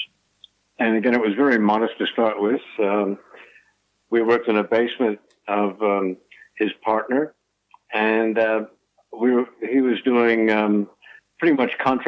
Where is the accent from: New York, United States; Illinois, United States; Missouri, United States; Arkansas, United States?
New York, United States; Huntington; moved away as an adult; now in Bungendore, Australia; where I grew up in Huntington, Long Island, which is about 35 miles from New York City, on the North Shore